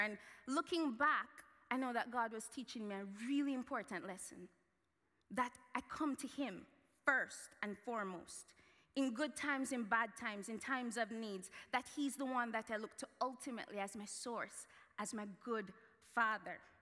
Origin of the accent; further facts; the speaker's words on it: Jamaica; moved away; I grew up in Jamaica